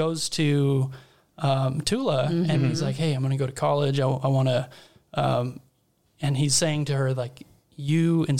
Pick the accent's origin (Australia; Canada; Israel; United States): United States; Barstow, California; I grew up in Barstow up in the desert.